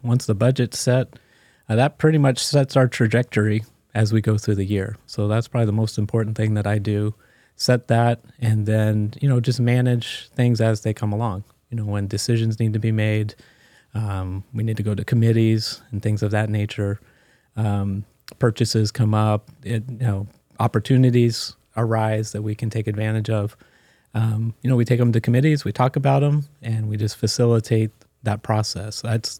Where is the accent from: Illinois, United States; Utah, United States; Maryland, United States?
Maryland, United States; I grew up in Maryland, Washington, D.C. area. So lived there my first 30 years, and my family is not one that moves.